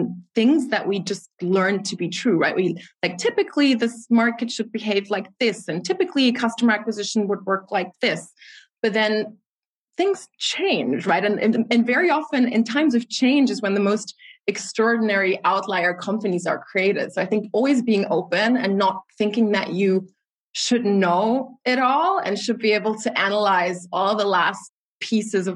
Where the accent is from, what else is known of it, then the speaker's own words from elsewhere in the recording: Germany; my father came to Germany more than 30 years ago as a Nigerian immigrant. So I'm a proud Afro-German citizen